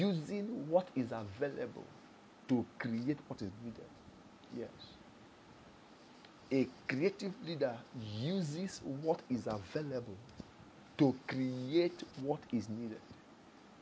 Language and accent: English; Nigeria; I'm a Nigerian before I'm Igbo, before I'm Yoruba, before I'm Hausa or Fulani. I'm a Nigerian first.